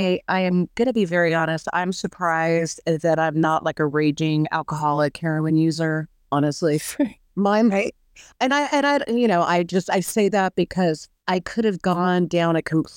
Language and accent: English; Orange County, California, United States; born or raised there; now in Texas, United States